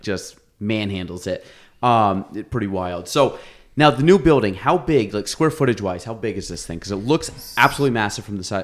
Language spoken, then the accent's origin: English; Chazy, New York, United States; I grew up in Chase East